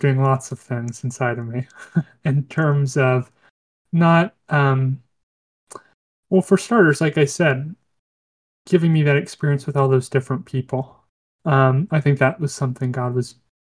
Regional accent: United States; as an American

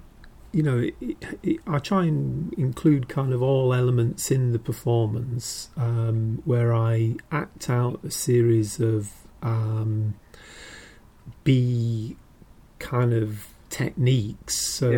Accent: Yorkshire and the Humber, United Kingdom; I'm from near, you know, I'm from Yorkshire.

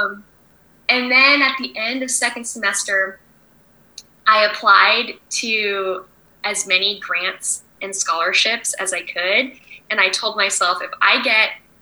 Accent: San Diego, California, United States; moved away as an adult; also born or lived in San Luis Obispo / San Francisco / Paris; I grew up in San Diego and then I went to Cal Poly 2005 to 2009

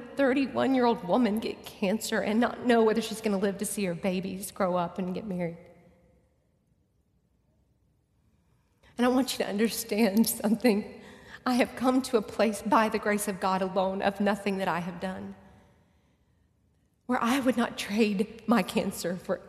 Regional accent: Texas, United States; I'm from Texas, and we talk a lot

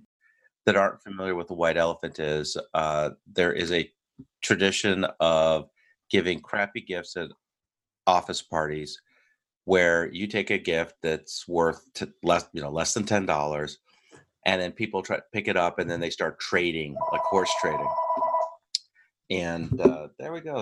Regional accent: United States; I'm your American host

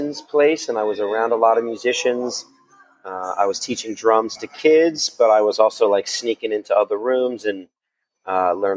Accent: Jersey Shore, New Jersey, United States; also born or lived in Brooklyn, New York; I was born in Brooklyn, New York, but I grew up in New Jersey

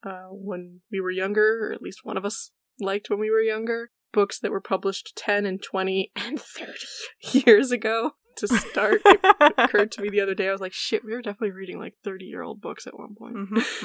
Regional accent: New England, United States; I've lived in New Jersey. I live near Philadelphia. I lived in Philadelphia. I come from New England.

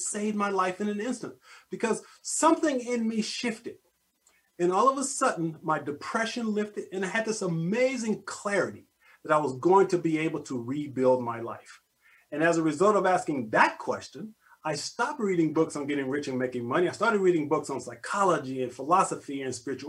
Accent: Corpus Christi, Texas, United States; also born or lived in Austin, Texas; now in Houston, United States; I was born in Corpus Christi

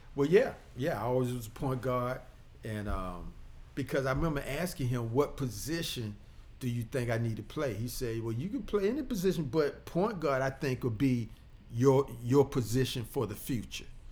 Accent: Portsmouth, Virginia, United States; now in Chesterfield, United States; growing up in Portsmouth

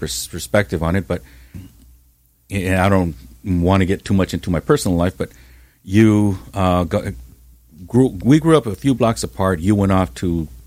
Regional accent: Santa Ana, California, United States; I grew up in Santa Ana. I grew up on Townsend Street

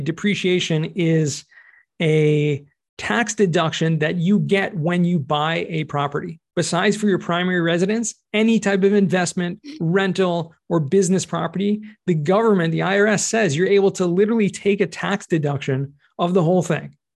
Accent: California, United States; moved away as an adult; now in Israel; originally right. from California

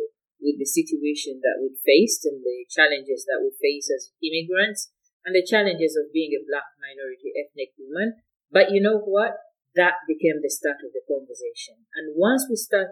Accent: Uganda; now in Scotland, United Kingdom

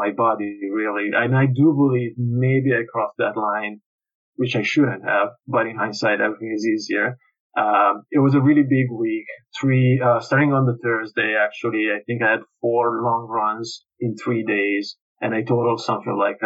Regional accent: Italy; now in Canada; I was registered as Italian, yeah, and I'm not Canadian citizen yet

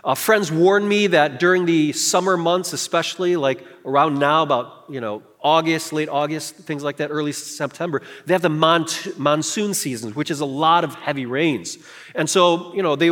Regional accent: Chicago, Illinois, United States; for most of my upbringing throughout college, until college, I grew up in Chicago

